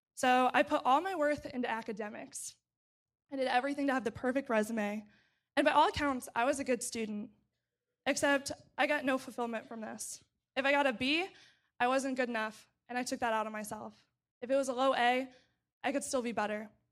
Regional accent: St. Charles, Missouri, United States; moved away as an adult; now in Urbana-Champaign, United States; I grew up in Saint Charles, Missouri, which is a suburb of Saint Louis

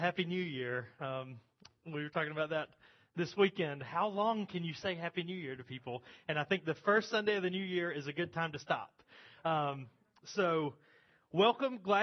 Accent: United States; contemporary American Christians

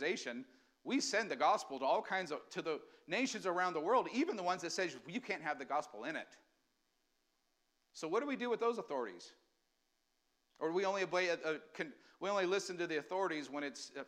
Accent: United States; we as Americans, we still have rights

